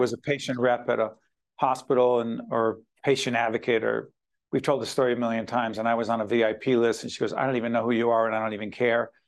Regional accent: Newark, New Jersey, United States

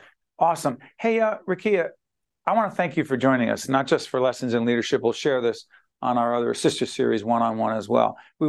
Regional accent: Newark, New Jersey, United States; those of us from Newark have a significant degree of grit. I'm just saying, Brick City, there's a reason it's called Brick City, because there weren't a lot of parks where we grew up.

